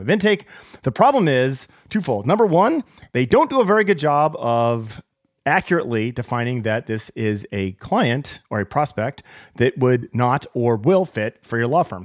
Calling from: Seattle, Washington, United States; I'm calling from Seattle, the land of coffee

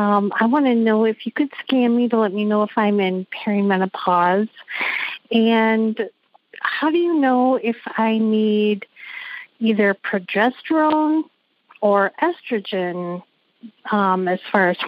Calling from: Central Wisconsin, United States; I'm calling from Central Wisconsin.

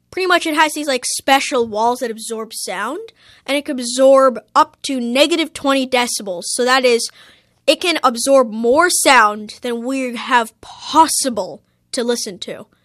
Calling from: Toronto, Ontario, Canada; I'm calling from Toronto, and my question is Is there such a thing as complete silence?

